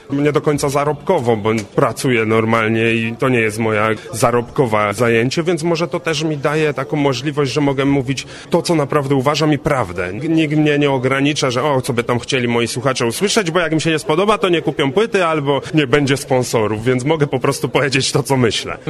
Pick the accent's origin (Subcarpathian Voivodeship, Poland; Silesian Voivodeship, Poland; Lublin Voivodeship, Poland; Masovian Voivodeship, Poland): Silesian Voivodeship, Poland; Częstochowa; jestem z Częstochowy